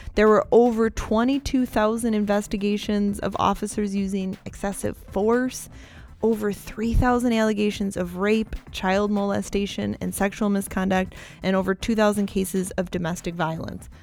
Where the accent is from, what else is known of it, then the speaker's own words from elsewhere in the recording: West Seneca, New York, United States; I grew up in West Seneca.